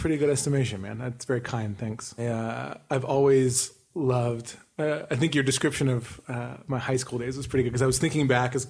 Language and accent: English; Duarte, California, United States; born there; also born or lived in Long Beach; I was born in Duarte out there, and then we lived in Long Beach for the first maybe 6 years of my life, 5 or 6 years.